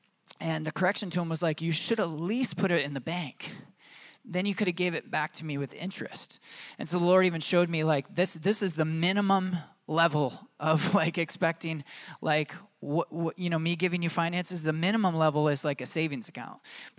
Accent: Michigan, United States; accent: Michigan; And my own children make fun of me for my Michigan accent.

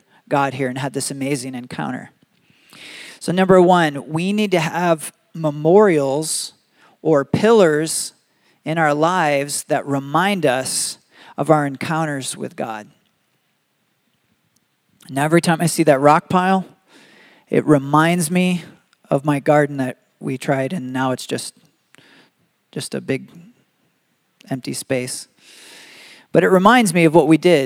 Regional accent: Michigan, United States; now in Arizona, United States; I grew up in Michigan

